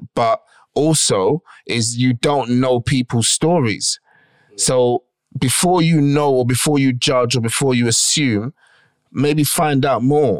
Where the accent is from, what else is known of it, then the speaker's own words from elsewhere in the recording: England, United Kingdom; I am English. I am born here. I am bred here. I am English in that aspect, but I do not have an English blood.